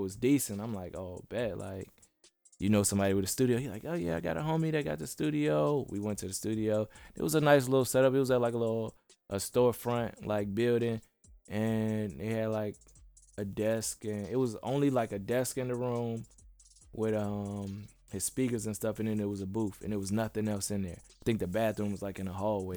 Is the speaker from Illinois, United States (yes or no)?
yes; Bellwood, Illinois, United States; moved away as an adult; also born or lived in Chicago, United States / Atlanta, United States; now in California, United States; I'm from Chicago. Uh, I moved out of the inner city when I was young, and we moved all over the place, and we landed up in Bellwood. Mm-hmm. Um, and I lived there majority of my life